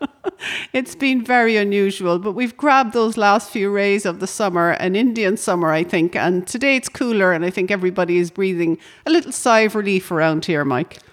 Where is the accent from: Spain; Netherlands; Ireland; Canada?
Ireland; County Cork, Munster; in my hometown